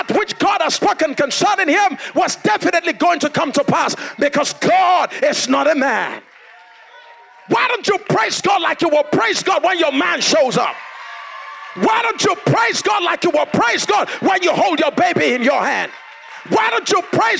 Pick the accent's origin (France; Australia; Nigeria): Nigeria; Abuja, Federal Capital Territory; I come from Africa. By now you should know. Come from Africa. Come from Abuja. Come from Nigeria.